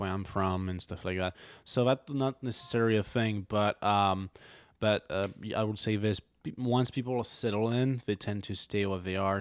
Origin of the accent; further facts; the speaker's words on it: Montmiral, Auvergne-Rhône-Alpes, France; accent: French; English is a second language; moved away; I'm from a small city, um, well, technically a village. It's called Montmiral